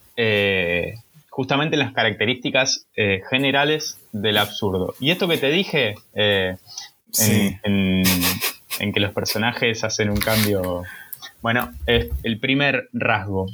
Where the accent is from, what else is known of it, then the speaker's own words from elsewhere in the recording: Rosario, Santa Fe, Argentina; somos de Rosario o no somos de Rosario